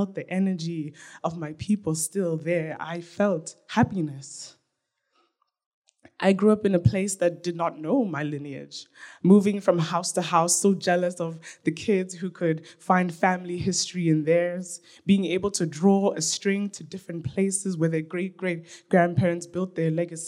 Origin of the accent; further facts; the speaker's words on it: Nigeria; now in Canada; I don't just love being Black. I love being Nigerian. I love being African. I love being an African woman. I love that I get to learn about my own culture.